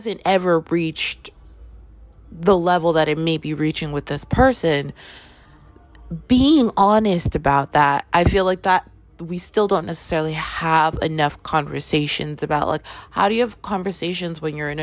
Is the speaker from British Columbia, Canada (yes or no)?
no; Toronto, Ontario, Canada; I grew up in Canada. I grew up in Toronto